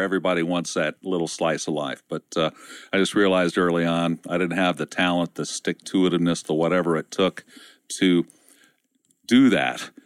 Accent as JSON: {"language": "English", "region": "Ohio", "country": "United States", "tie": "born or raised there", "said": "industrial area where I was raised in Ohio"}